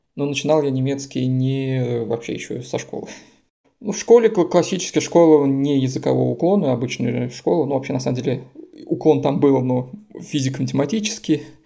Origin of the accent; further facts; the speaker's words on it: Samara, Samara Oblast, Russia; moved away as an adult; now in Vienna, Austria; я родом из Самары, у нас Самарская область